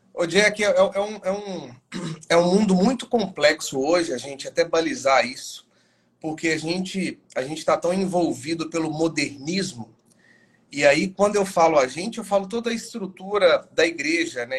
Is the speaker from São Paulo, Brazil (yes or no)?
no; Governador Valadares, Minas Gerais, Brazil; moved away as an adult; now in Vitória da Conquista, Brazil; sou natural de Governador Valadares, Minas Gerais, mas já fazem aí praticamente um ano e nove meses que eu estou morando em Vitória da Conquista